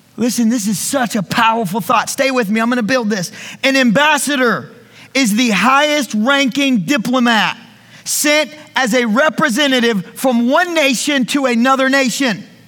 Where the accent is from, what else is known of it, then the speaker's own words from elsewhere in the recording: the South, United States; I was raised in school in the South